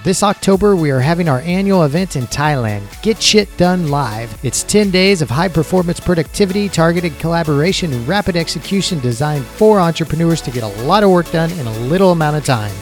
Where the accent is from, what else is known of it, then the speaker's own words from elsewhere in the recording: United States; moved away; also born or lived in Osceola, Iowa; I grew up outside of Kansas City